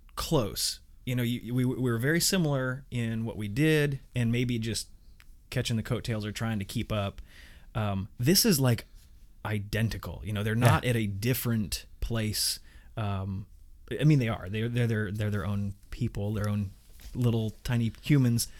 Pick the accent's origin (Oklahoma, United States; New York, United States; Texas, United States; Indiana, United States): Indiana, United States; I grew up in Indiana